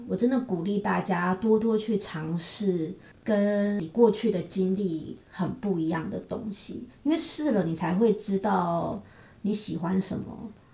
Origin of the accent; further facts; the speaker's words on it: Taiwan; moved away as an adult; also born or lived in Kaohsiung, Taiwan; now in United States; 现在你还要工作，所以我们留在这里，那退休了我们就回台湾